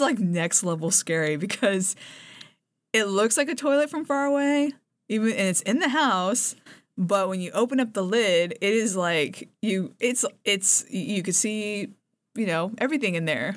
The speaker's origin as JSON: {"language": "English", "country": "Japan", "tie": "born or raised there", "moved": "yes", "said": "I grew up in Japan"}